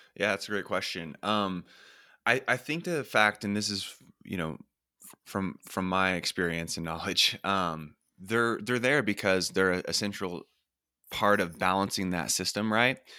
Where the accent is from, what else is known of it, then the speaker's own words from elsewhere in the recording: Oklahoma, United States; I'm from Oklahoma and, um, in the middle of the United States in the Bible Belt